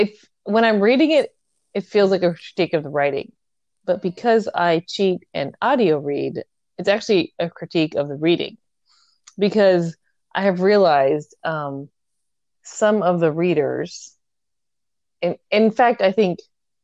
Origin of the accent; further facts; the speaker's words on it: United States; I'm an American who talks really fast.